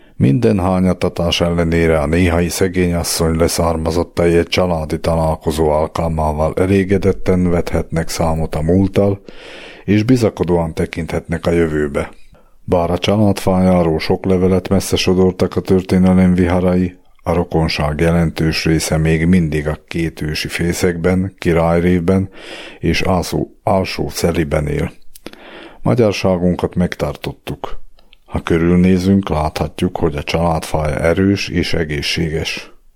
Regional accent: Dolné Saliby, Trnava Region, Slovakia; also born or lived in Bratislava; now in Rimavská Sobota, Slovakia; Egy mácsosföldi faluban alsó szenében nevelkedtem

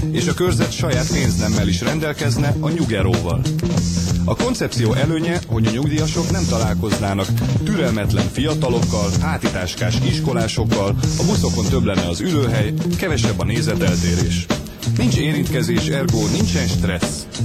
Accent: Budapest, Hungary; born there; Budapesten születtem, és itt végeztem a tanulmányaimat is.

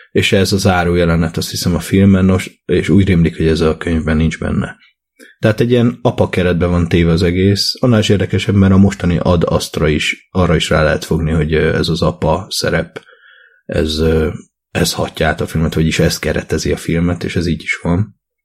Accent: Hungary; én Magyarországon növekedtem, cseperedtem

